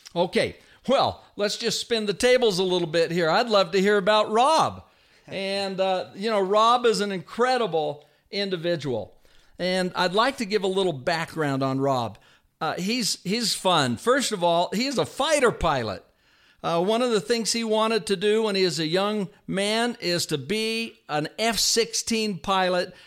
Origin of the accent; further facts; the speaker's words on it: Vallejo, California, United States; I was raised in Vallejo, California.